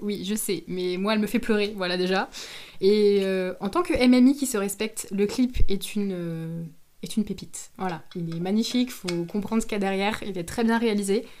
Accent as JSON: {"language": "French", "area": "Moselle", "region": "Grand Est", "country": "France", "said": "on vient de Moselle"}